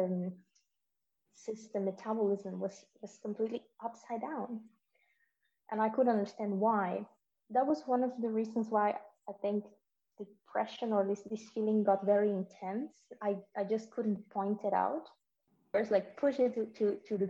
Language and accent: English; Peru; moved away as an adult; now in Denmark; I come from Peru. I'm 33 years old. I live in Denmark for the last 6 years almost